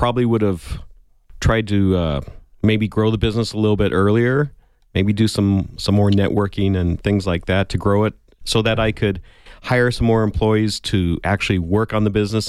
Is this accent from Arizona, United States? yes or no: yes; Tucson, Arizona, United States; I grew up here in Tucson.